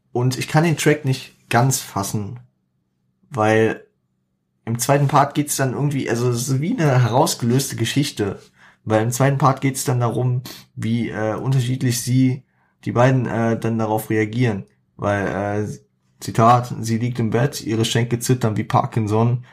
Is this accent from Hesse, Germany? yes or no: yes; Frankfurt, Hesse, Germany; es ist einfach meine Gegend, ne? Also, auch wenn ich Frankfurter bin